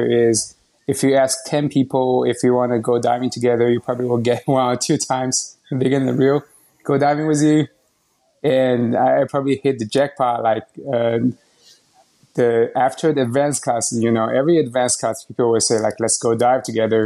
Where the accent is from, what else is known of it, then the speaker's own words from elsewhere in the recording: Shanghai, China; moved away as an adult; also born or lived in United Kingdom / Ann Arbor, Michigan; now in Austin, United States; I was born and raised in China, Shanghai, China. I lived there